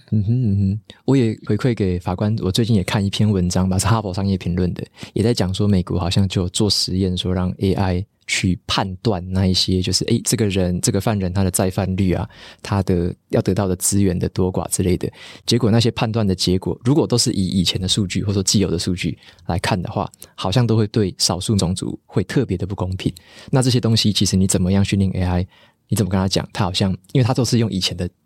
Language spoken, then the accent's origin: Chinese; Taiwan; 我们台湾人